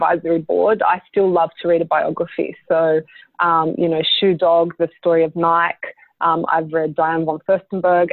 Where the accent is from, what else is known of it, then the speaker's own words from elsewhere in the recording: Australia; as an Australian designer